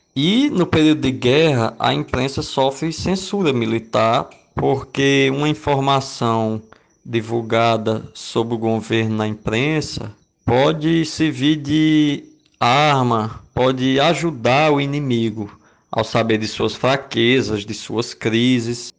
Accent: Limoeiro do Norte, Ceará, Brazil; moved away as an adult; now in Rio Grande do Norte, Brazil; eu sou cearense do interior de uma cidade chamada Limoeiro do Norte

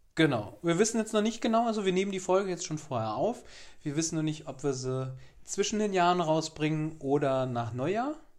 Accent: Giessen, Hesse, Germany; moved away; in Gießen, in meiner alten Heimat

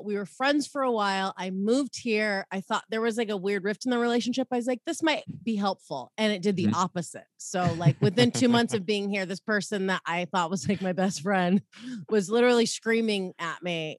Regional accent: Southern California, United States; moved away as an adult; also born or lived in Los Angeles / Florida; now in St. Louis, United States; I grew up in Southern California.

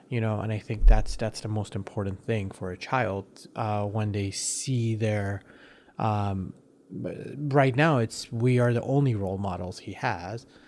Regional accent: United States; also born or lived in Iran; I've grown up more as an American than anything

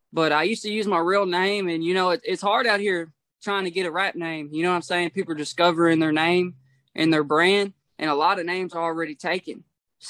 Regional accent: Portland, Tennessee, United States; also born or lived in Franklin, Kentucky; I'm from Portland, Tennessee and Franklin, Kentucky, man. It's the line of Tennessee and Kentucky. So I'm from there. I was back and forth, my whole life between Portland and Franklin.

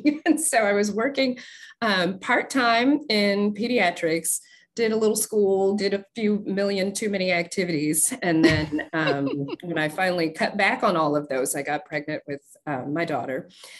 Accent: Nebraska, United States; also born or lived in Ohio / Virginia / Sicily, Italy; now in Southern Maryland, United States; So I grew up in Nebraska and then went to Ohio for med school, back to Virginia for residency, met my husband in Virginia, came here to where we're actually living now, here in Southern Maryland.

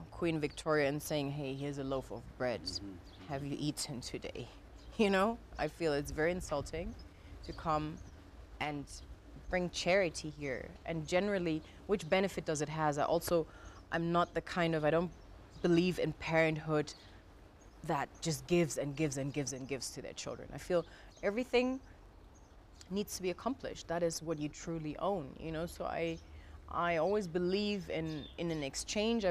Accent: Germany; Growing up in Germany

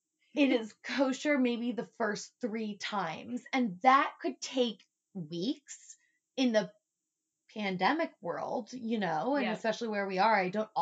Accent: Texas, United States; because I grew up in Texas.

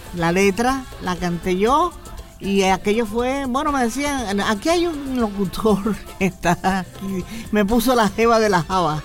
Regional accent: Havana, Cuba; moved away; nací en La Habana

